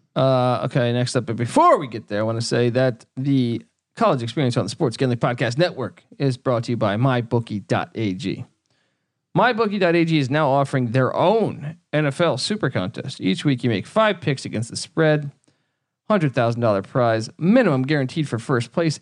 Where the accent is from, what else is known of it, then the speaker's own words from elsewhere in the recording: East Coast, United States; we grew up on the East Coast